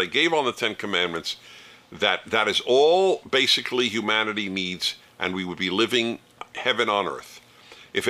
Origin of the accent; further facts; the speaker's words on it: United States; as an American